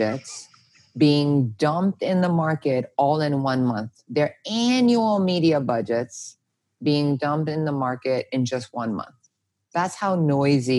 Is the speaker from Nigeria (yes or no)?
no; South Korea; now in United States; I'm not Korean American. I'm Korean Korean.